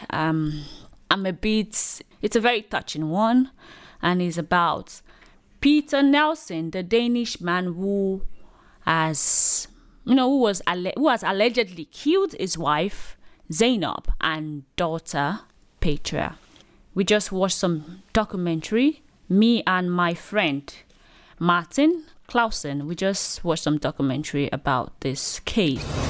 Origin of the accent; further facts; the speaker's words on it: Nigeria; I'm a Nigerian lady